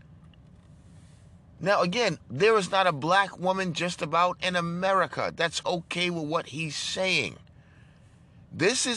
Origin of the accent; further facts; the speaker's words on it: New York, United States; I'm from New York, home of the Italians